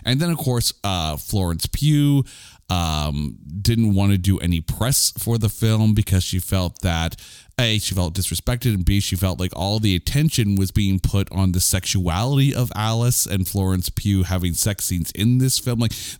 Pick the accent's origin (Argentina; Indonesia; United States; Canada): Canada; we are Canadian idiots in a basement with a microphone